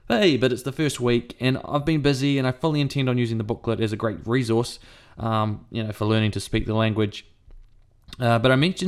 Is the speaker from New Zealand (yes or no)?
yes; New Zealand; It's odd living in New Zealand as a Pākehā